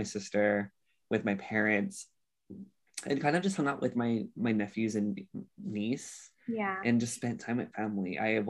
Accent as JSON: {"language": "English", "town": "Honolulu", "region": "Hawaii", "country": "United States", "tie": "born or raised there", "also_born_or_lived": "Bay Area, California", "moved": "as an adult", "said": "I'm from Hawaii. I'm originally from Honolulu, Hawaii. Born and raised there. I've only went to the Bay Area for college."}